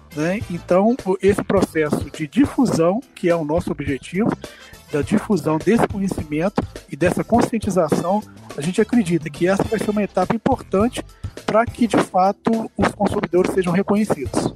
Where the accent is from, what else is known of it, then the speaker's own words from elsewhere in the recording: Juiz de Fora, Minas Gerais, Brazil; also born or lived in Rio de Janeiro; now in Belo Horizonte, Brazil; eu sou nascido lá na cidade do Rio de Janeiro, mas fui criado na nossa mineira Juiz de Fora